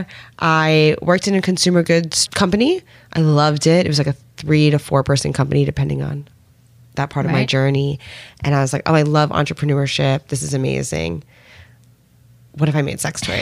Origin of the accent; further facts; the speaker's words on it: United States; I grew up outside of New York City